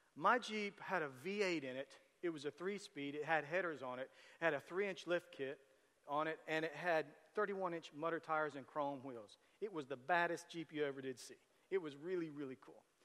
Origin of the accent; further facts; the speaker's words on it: Tecumseh, United States; we grew up in Tecumseh